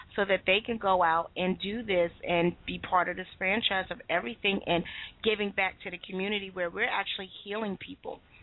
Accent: United States; I'm from America

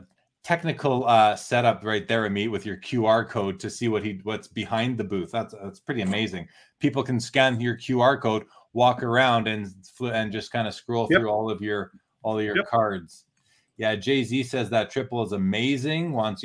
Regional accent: Canada; Yeah, basically, Kurt, you know, as a Canadian vendor, I will take your Canadian dollars

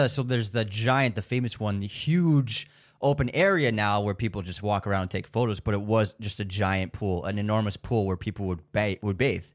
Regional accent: United States; that's one of the cons to being American is like you only know English

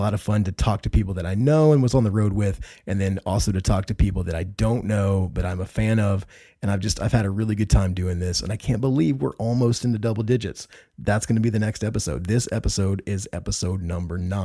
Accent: Indianapolis, Indiana, United States; I'm from Indiana. I grew up around Indianapolis, Indiana

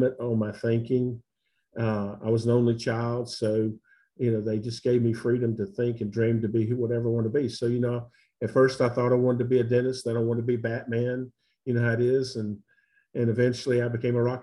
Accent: Pensacola, Florida, United States; also born or lived in Kingsport, Tennessee / Colorado; now in Birmingham, United States; I was born in Kingsport, Tennessee, and my parents left Tennessee when I was two. And moved to Pensacola, Florida

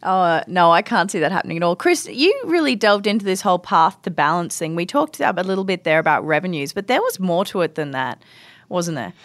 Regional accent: Brisbane, Queensland, Australia; moved away as an adult; now in Edmonton, Canada; I went to university in, um, in Brisbane, Australia, my hometown

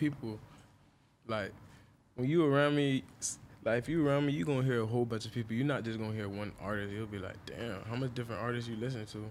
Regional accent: Deerfield Beach, Florida, United States; where I stayed at in Florida, I stayed in Deerfield

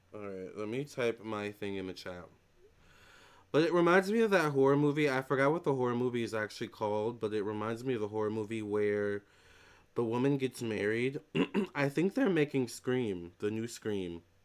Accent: United States; I'm American

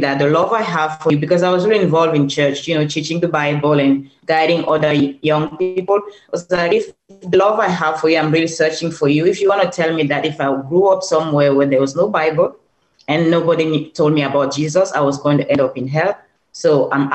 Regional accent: Cameroon; moved away; So I'm originally from Cameroon

